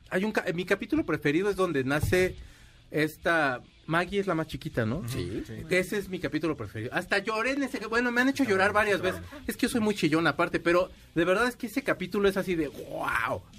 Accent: Culiacán, Sinaloa, Mexico; De Culiacán.

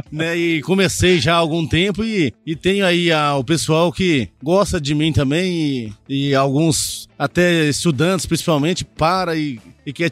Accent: Goiás, Brazil; also born or lived in Mogi Mirim, São Paulo; Nasci em Mojimirim, São Paulo, né, e vim com três anos pra cá, pra Goiás.

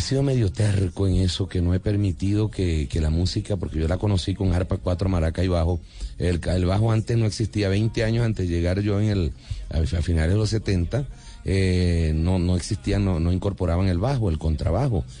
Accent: Santa María de Ipire, Guárico, Venezuela; yo nací en Santa María de Ipire, estado Guárico, en el pleno centro de Venezuela

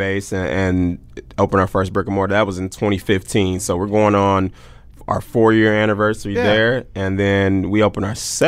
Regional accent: Oklahoma City, Oklahoma, United States; Born and raised in Oklahoma City, Oklahoma

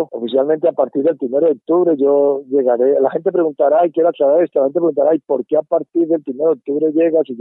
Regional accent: Santander, Colombia; yo estoy trabajando acá, todo el mundo sabe que viene un equipo, el Real Santander, un equipo de la B, de mi tierra.

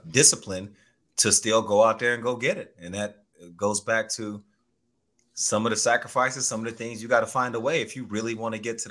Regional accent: Texas, United States; moved away as an adult; also born or lived in Oregon; So I grew up in Texas and I played basketball prior to going to Oregon State

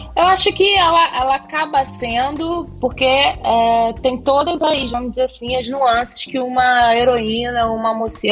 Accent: Rio de Janeiro, Brazil; also born or lived in Méier, Rio de Janeiro; Minha primeira infância foi na Tijuca

